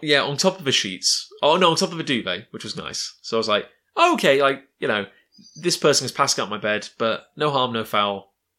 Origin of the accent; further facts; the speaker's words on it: United Kingdom; a kid growing up in Britain, as, as we both did